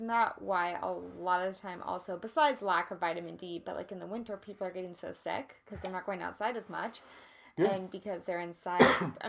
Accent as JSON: {"language": "English", "region": "Kansas", "country": "United States", "moved": "yes", "said": "I'm from Kansas"}